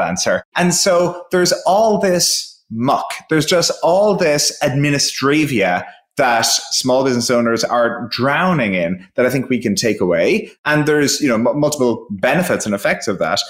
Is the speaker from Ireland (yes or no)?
yes; Ireland; I'm from Ireland